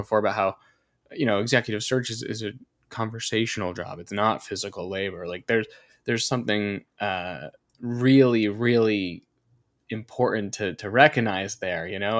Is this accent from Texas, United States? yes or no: no; North Carolina, United States; grew up in North Carolina. I went to college in North Carolina